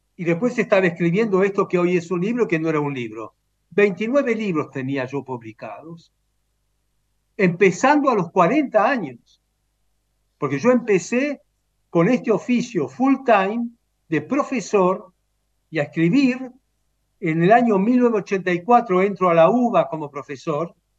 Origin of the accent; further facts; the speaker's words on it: Romania; moved away; Nací en Rumania